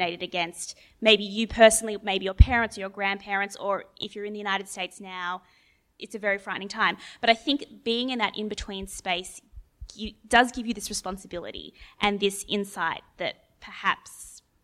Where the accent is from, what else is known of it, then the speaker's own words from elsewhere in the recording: Australia; Jews in Australia